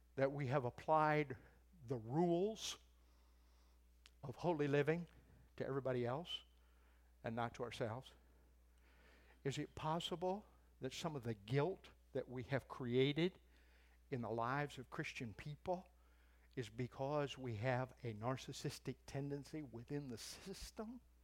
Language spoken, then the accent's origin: English; United States